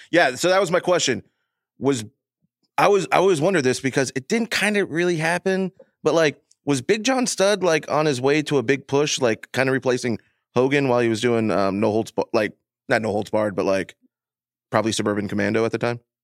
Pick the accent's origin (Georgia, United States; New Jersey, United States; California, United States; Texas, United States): Texas, United States; Houston; I'm from Houston myself